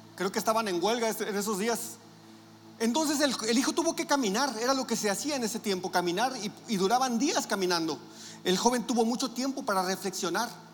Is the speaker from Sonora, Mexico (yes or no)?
yes; Navojoa, Sonora, Mexico; moved away; nosotros venimos de Navojoa y Navojoa es un pueblote también